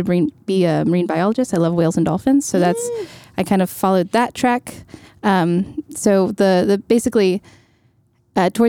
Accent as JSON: {"language": "English", "town": "Louisville", "region": "Kentucky", "country": "United States", "tie": "born or raised there", "moved": "yes", "lives_now": "New York, United States", "said": "I grew up in Kentucky in Louisville"}